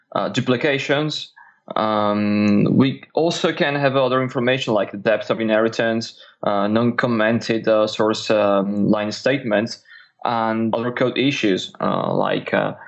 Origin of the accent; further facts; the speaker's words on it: Italy; English is a second language; now in France; So I'm a developer from Italy. I'm actually based in France today.